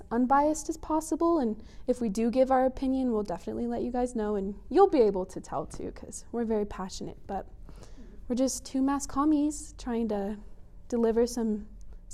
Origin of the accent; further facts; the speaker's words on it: Colorado Springs, Colorado, United States; I grew up in Colorado Springs. I was born there, raised there my whole life